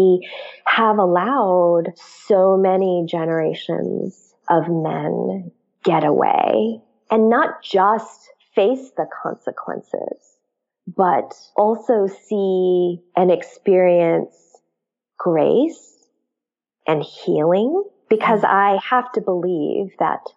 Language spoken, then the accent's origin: English; United States; also born or lived in Korea; I immigrated as an infant, and because my parents are immigrants, and I grew up in an immigrant church, my roots are not very deep here in the U.S.